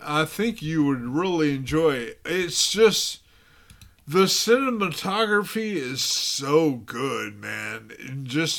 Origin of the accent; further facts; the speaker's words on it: Garland, Texas, United States; I grew up in Garland.